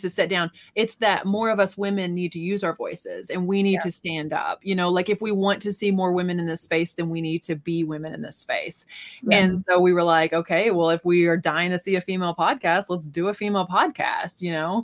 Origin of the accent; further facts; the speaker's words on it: Missouri, United States; I'm from Missouri